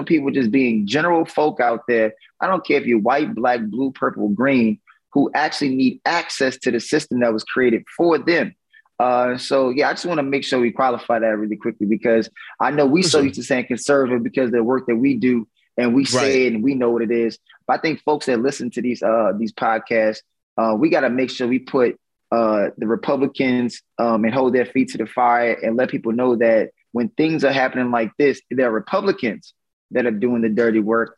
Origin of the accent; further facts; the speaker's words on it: Louisiana, United States; my home state of Louisiana